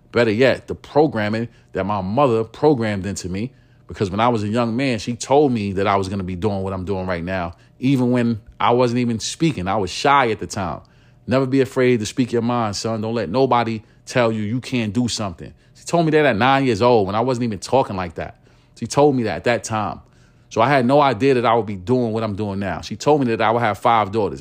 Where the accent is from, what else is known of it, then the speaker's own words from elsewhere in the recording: New York City, New York, United States; I am from East New York, Brooklyn. I grew up in, uh, penthouses, right? It's, it's called Lewis H, Lewis H Pinkhouses. It is a New York City housing development